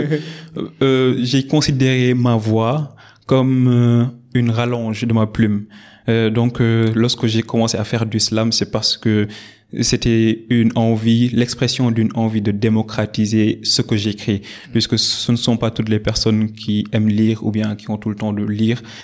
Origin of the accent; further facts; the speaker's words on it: Dakar, Senegal; also born or lived in Saint-Louis, Senegal; je suis né à Dakar. Euh, j'ai fait mes études primaires au groupe scolaire Nelson Mandela